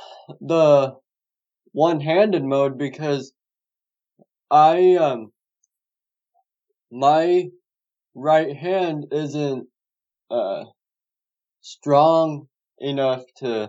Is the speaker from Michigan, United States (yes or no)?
no; David City, Nebraska, United States; I live over by a town by the name of David City, Nebraska.